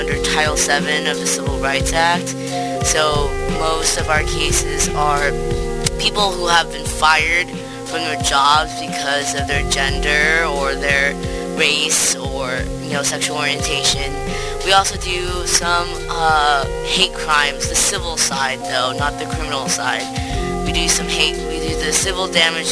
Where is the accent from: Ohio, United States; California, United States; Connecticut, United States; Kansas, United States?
California, United States; Orange County; moved away as an adult; also born or lived in Syracuse, New York; now in New York City, United States; I'm originally from Orange County, California